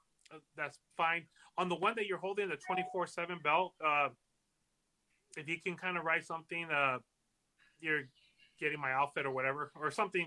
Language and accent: English; California, United States; I'm from California, but I'm actually here in Vegas right now taking care of business, so I'm here in Vegas right now.